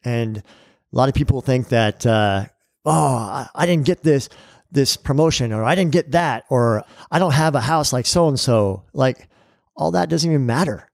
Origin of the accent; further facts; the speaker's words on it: California, United States; I grew up in California